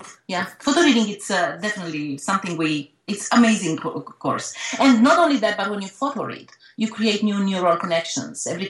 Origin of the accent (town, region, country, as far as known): Romania